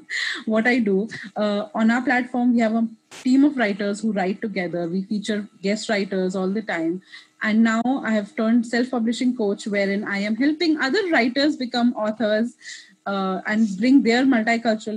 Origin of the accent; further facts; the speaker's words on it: Kuwait; first language English; also born or lived in India; now in Richmond, United States; I'm Indian. I was raised in Kuwait